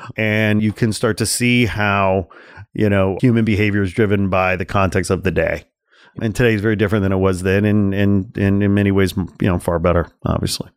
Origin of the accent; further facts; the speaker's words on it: Midwest, United States; I'm from the Midwest. I was gr-, grow-, grew up in a, you know, kind of a w, environment and a culture